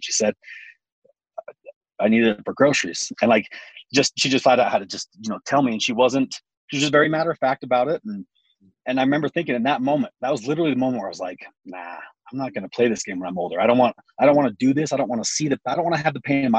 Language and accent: English; Utah, United States; also born or lived in Cumberland, Maryland; I was born in Cumberland, Maryland, where they were stationed at the hospital for a while. I only lived there for 6 weeks until my family moved back to Utah.